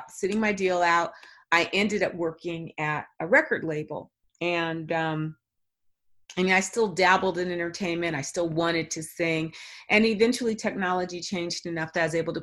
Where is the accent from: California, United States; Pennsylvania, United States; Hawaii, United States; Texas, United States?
California, United States; Los Angeles; I was born and raised in Los Angeles